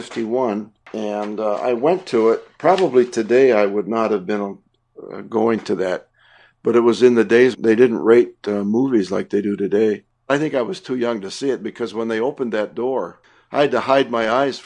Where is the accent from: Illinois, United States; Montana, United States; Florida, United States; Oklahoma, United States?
Montana, United States; now in Los Angeles, United States; Parts of it were filmed in and around my hometown in Montana.